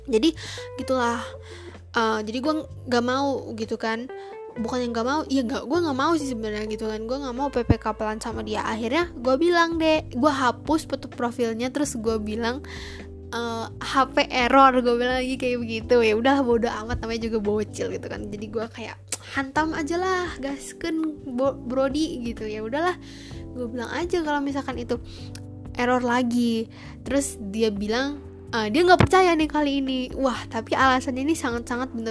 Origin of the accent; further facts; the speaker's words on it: West Java, Indonesia; memalukan gue sebagai warga Sunda gue sebagai suku asli warga Sunda